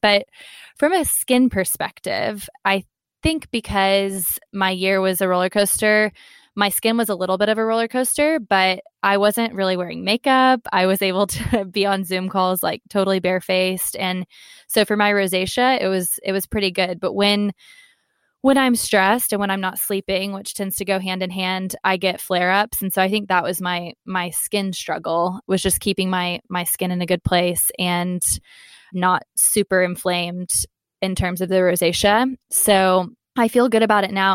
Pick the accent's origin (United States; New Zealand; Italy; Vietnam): United States; Texas; moved away as an adult; also born or lived in London; I am American, so my kind of family support system is in Texas.